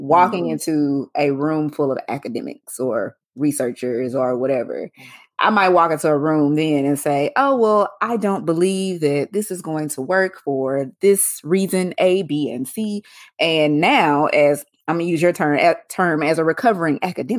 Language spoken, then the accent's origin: English; Mississippi, United States; accent: Southern; I'm from the South. I'm from Mississippi. Sometimes I sound real country